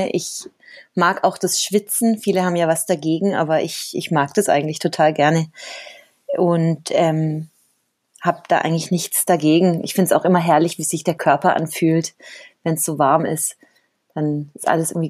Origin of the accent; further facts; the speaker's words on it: Cali, Valle del Cauca, Colombia; also born or lived in Germany; aber ich bin gar keine Kolumbianerin, also ich bin tatsächlich in Deutschland geboren und auch Deutsche, aber dann eben in Kolumbien aufgewachsen.